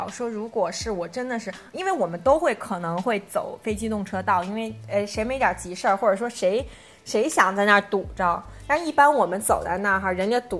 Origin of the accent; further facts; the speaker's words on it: Beijing, China; 如果我北京人真的没素质，